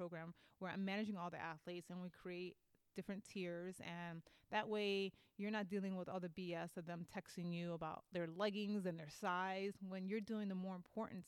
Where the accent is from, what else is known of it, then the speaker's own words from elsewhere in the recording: New York, United States; accent: East Coast; now in Sacramento, United States; I'm Puerto Rican, and so I'm from New York, and I speak like an East Coast girl